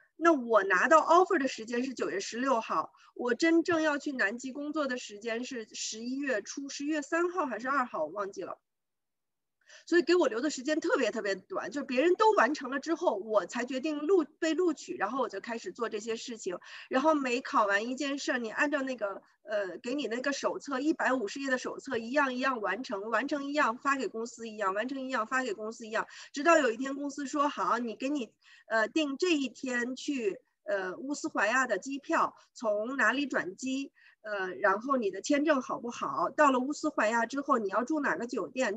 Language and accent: Chinese; China; also born or lived in Ontario, Canada; now in Canada; 我们中国人